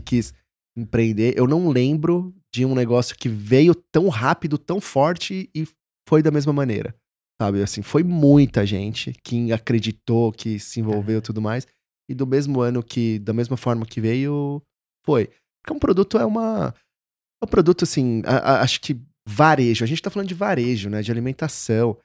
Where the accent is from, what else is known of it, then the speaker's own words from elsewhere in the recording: São Paulo, Brazil; moved away as an adult; also born or lived in São Carlos / Rio de Janeiro / Belo Horizonte; Sou de São Paulo, aqui de São Paulo, capital. É. Morei até meus 17, 18 anos em Santana.